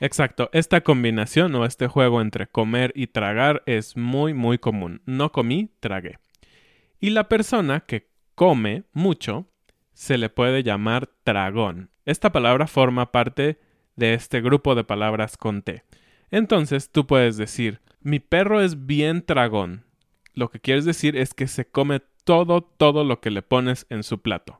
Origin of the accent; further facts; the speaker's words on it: Mexico; Como hijos mexicanos. Porque todos los hijos mexicanos hemos escuchado a nuestros padres decirnos